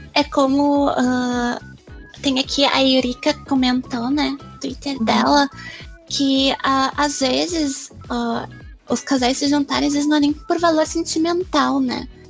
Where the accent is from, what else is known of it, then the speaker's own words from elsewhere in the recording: Brazil; eu sou brasileira